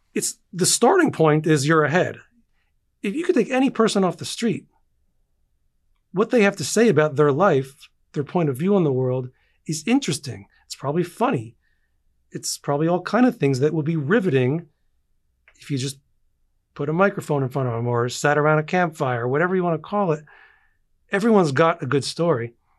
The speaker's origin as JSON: {"language": "English", "region": "East Coast", "country": "United States", "tie": "born or raised there", "said": "I grew up like anyone on the East Coast"}